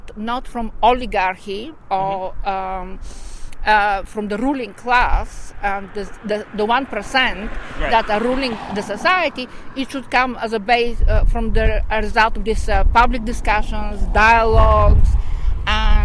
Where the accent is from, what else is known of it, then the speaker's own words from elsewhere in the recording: Bulgaria; moved away; I'm originally from Bulgaria